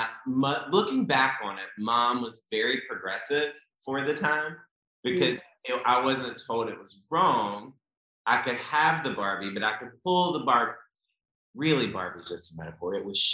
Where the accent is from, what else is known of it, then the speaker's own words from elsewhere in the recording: Raleigh, North Carolina, United States; I grew up in Raleigh, North Carolina.